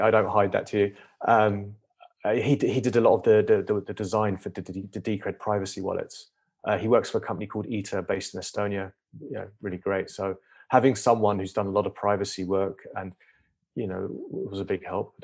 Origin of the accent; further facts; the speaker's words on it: United Kingdom; moved away as an adult; now in United States; I'm British, I live twelve years in the U S